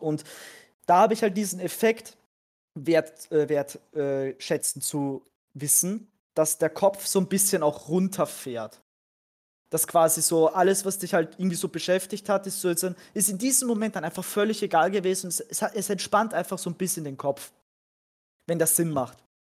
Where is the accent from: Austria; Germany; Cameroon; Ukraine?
Austria; bei uns in Österreich